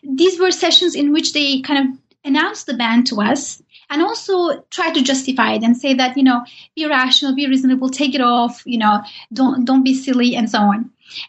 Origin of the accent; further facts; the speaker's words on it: Turkey; English is a second language; I did, even though I'm from Turkey and Said Nursi has lived there and wrote there, I didn't know much about him.